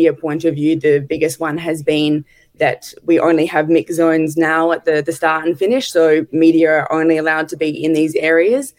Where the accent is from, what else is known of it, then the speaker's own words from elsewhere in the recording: Adelaide, South Australia, Australia; I'm from Adelaide, so I grew up every January going to the Santos Tour Down Under